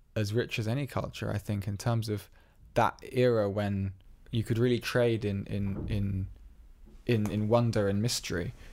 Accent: England, United Kingdom; twenty-three years of being around English people

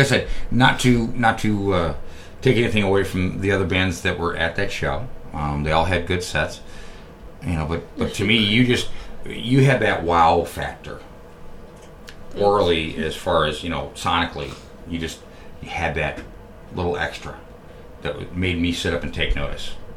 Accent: New York, United States; moved away as an adult; now in Columbus, United States; I'm from New York. I'm not. I'm not from Columbus. I'm not from Ohio. Uh, but although I've lived out here for you know, going on almost 14 years at this point

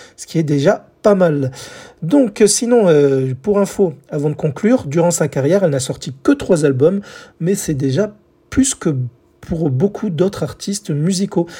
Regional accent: France; chez nous en France

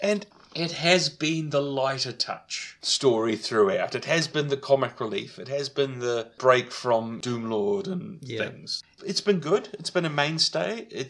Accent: New Zealand; growing up in New Zealand, I don't have a frame of reference.

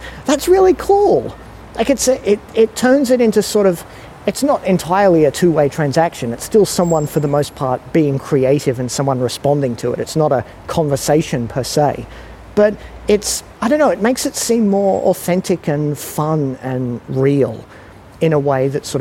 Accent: Australia; also born or lived in Singapore; being in an Australian

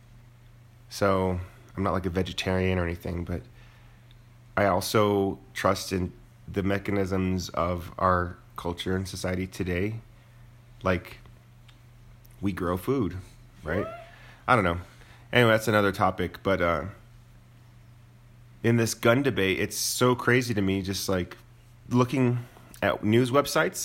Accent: Moriarty, New Mexico, United States; I grew up in Moriarty where, you know, there were, my parents had guns

